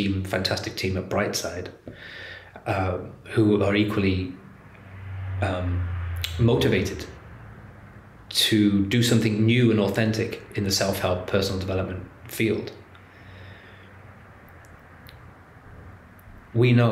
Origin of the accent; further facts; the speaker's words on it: England, United Kingdom; I'm English